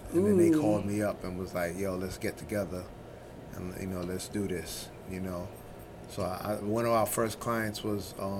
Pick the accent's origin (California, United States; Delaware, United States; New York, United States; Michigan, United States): New York, United States; New York City; also born or lived in Brooklyn; I'm originally from Brooklyn. Okay. And then I grew up mostly in the Bronx.